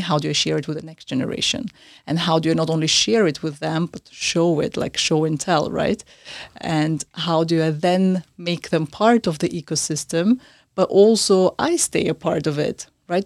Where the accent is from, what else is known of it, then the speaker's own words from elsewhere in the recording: Austria; also born or lived in Central Asia; now in London, United Kingdom; I was born in Central Asia originally, I grew up in Austria